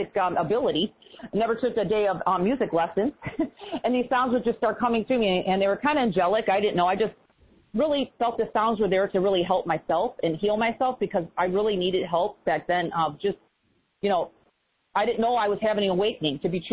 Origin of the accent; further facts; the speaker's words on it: Chicago, Illinois, United States; moved away; also born or lived in East Coast; I'm originally from Chicago